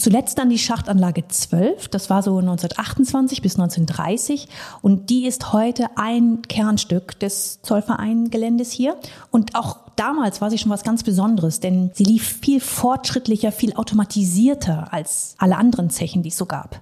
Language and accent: German; North Rhine-Westphalia, Germany; Ich bin auch in NRW geboren und aufgewachsen, allerdings am ganz anderen Ende in Ostwestfalen.